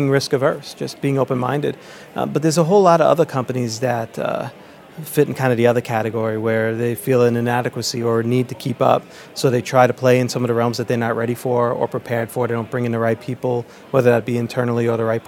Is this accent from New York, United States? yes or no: yes; New York, United States; As a kid growing up in New York